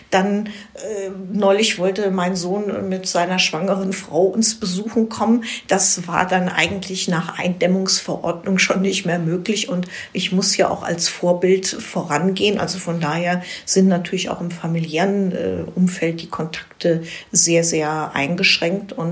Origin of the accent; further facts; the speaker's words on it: Falkensee, Brandenburg, Germany; Ich war 16 Jahre lang Stadtverordnete in meiner Heimatstadt Falkensee als Fraktionsvorsitzende der äh, grünen Ratsfraktion sozusagen.